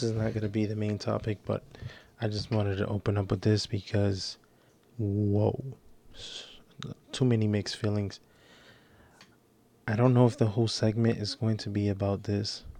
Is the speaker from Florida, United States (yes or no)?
yes; Florida, United States; also born or lived in Kissimmee, Florida; now in New York, United States; I am native from Florida, even though I'm currently based in New York